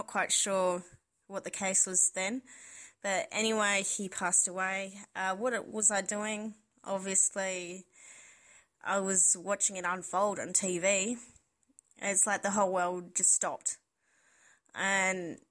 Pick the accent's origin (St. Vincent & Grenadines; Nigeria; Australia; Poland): Australia; Adelaide, South Australia; from Adelaide in South Australia.